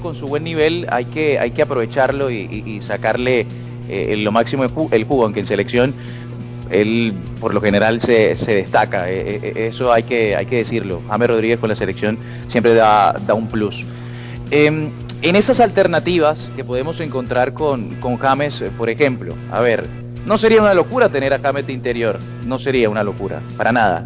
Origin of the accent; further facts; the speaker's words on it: Colombia; nosotros, como colombianos